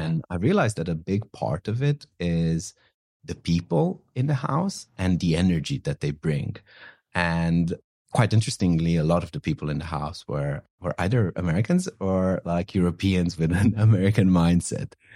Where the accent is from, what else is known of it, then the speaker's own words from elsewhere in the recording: northwest Romania, Romania; moved away as an adult; also born or lived in London, United Kingdom; now in San Francisco, United States; I actually grew up in a in an incredibly small village in the northwest of Romania.